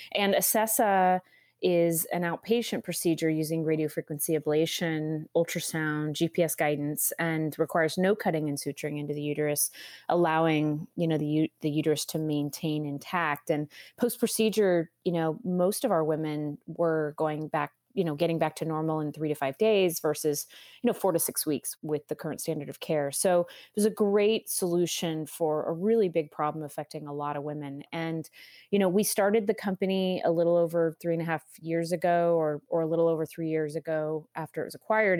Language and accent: English; California, United States; moved away as an adult; now in Austin, United States; I'm from California, that's right. I was in Southern California for many years, almost my entire career